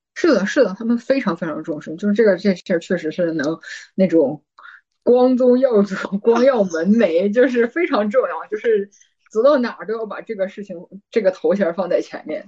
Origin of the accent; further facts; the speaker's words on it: Northeast China, China; moved away as an adult; also born or lived in Tianjin, China; now in Germany; 当然没有我家冷嘛，因为我是东北人嘛